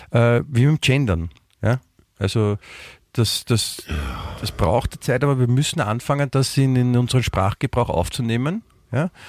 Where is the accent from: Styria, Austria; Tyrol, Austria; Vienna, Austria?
Vienna, Austria; Nein, wie gesagt, bei uns in Wien sagt man guten Tag, was ja das, das, das Allgemeinere ist.